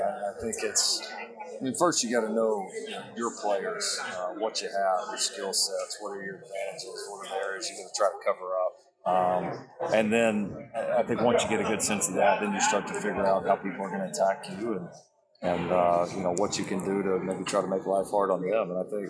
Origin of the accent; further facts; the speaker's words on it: Texas, United States; You know, growing up in Texas, not too far from there, seeing some of the really good Colorado teams, knowing the history of that program.